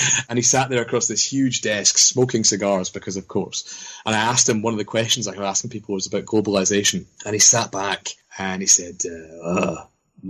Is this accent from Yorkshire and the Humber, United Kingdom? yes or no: no; Scotland, United Kingdom; as a young Scottish student